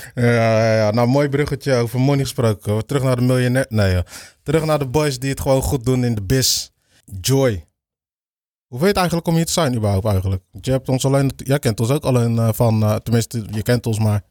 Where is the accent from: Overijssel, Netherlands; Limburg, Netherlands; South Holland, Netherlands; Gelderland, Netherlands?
South Holland, Netherlands; Capelle aan den IJssel; also born or lived in Rotterdam; ook heel mijn leven in Capelle gewoond. Geboren in Rotterdam.